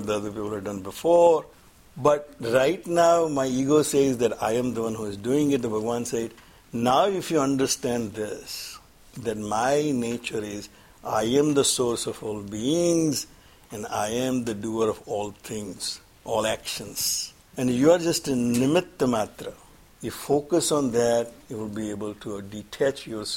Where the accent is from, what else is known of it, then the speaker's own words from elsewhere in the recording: Surat, Gujarat, India; moved away; I'm from Gujarat, obviously. Well, we're in Gujarat, I'm Surat